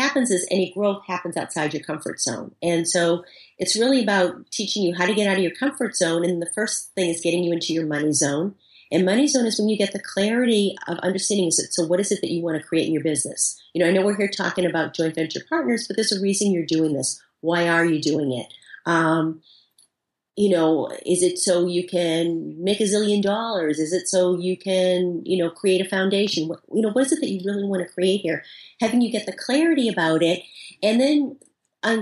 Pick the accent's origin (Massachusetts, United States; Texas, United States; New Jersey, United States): Massachusetts, United States; Boston; I'm from Boston. You know, I talk fast.